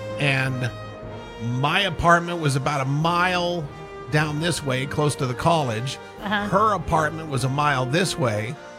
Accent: Butte, Montana, United States; also born or lived in Tacoma, Washington; I was born in Tacoma, but when I was five, my dad got a job in Montana and we settled in Butte for a lot of years.

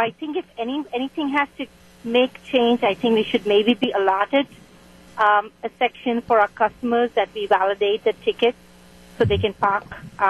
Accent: Mumbai, Maharashtra, India; also born or lived in Chicago; now in Racine, United States; I come from a big city of Bombay

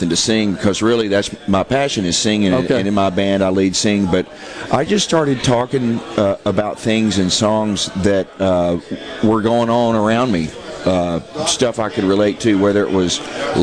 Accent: Nashville, Tennessee, United States; I'm a Southern boy. I was born and raised in Nashville, Tennessee.

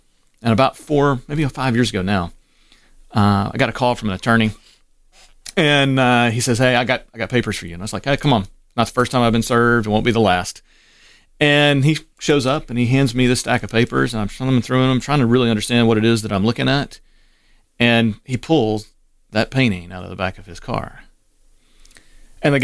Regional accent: Cleveland, Ohio, United States; born there; And so my birth certificate, I was born in Cleveland.

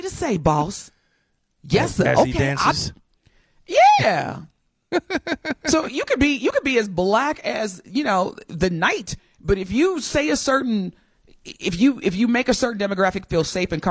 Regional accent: Southern Indiana, United States; I'm from Indiana, Southern Indiana

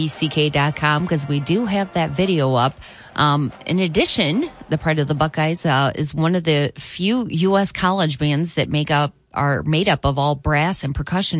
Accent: Michigan, United States; we're from Michigan.

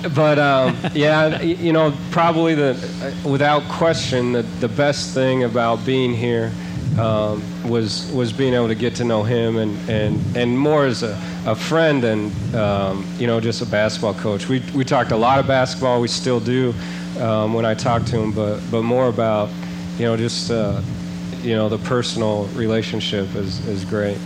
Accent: Seattle, Washington, United States; moved away as an adult; now in Indianapolis, United States; I grew up in Seattle for the most part, but um, Indianapolis uh, is really you know more of a home now

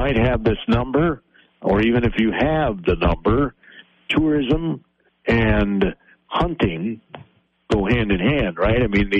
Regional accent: Spring Valley, Minnesota, United States; I grew up in Spring Valley, Minnesota, in far southeast Minnesota.

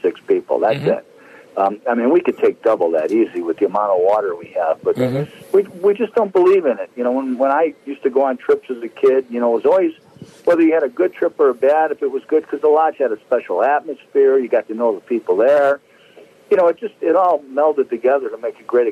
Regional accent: Chicago, Illinois, United States; we grew up in Chicago.

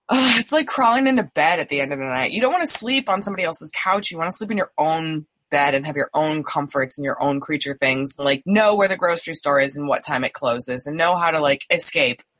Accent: Plainfield, Illinois, United States; moved away; We grew up in Plainfield.

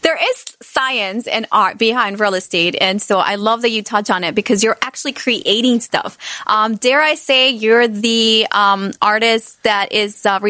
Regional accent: Honduras; now in Chicago, United States; I'm from Honduras, so I miss the mountains and the beach and then the trees

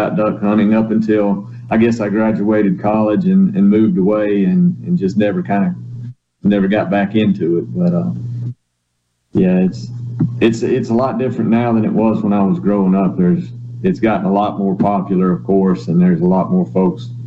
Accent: southeastern Arkansas, United States; now in Mississippi, United States; I grew up in Arkansas

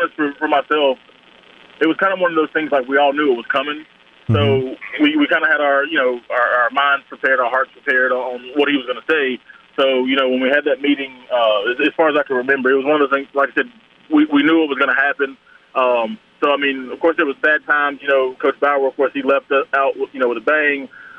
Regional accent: Alabama, United States; Well, you're kind of born into it. Either you're an Alabama or Auburn fan.

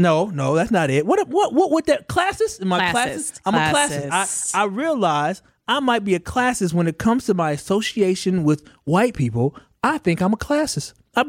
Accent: Milwaukee, Wisconsin, United States; I'm born and raised in Milwaukee, but I went to school in the North Shore.

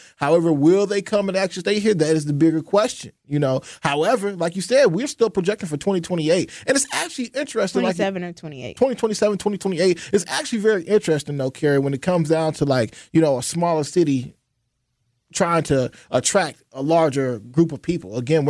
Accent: Racine, Wisconsin, United States; I'm from Racine.

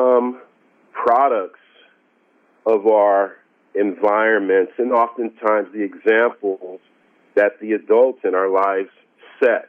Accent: San Diego, California, United States; I was born in San Diego

